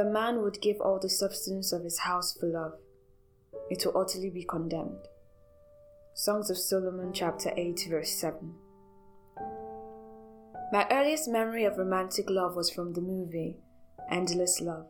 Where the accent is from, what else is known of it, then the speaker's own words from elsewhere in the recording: Nigeria; As a Nigerian spoken word artist